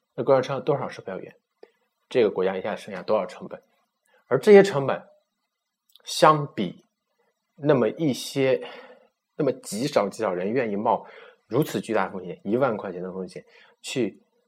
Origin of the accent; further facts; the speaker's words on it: China; 我们中国人